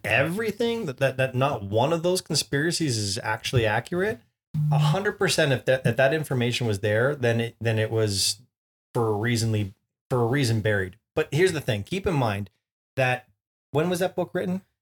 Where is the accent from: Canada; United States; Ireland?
Canada; we're Canadian